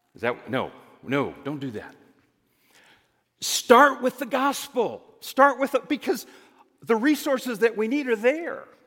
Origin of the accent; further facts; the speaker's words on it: Greenwood, Indiana, United States; I had the experience of growing up in Greenwood, Indiana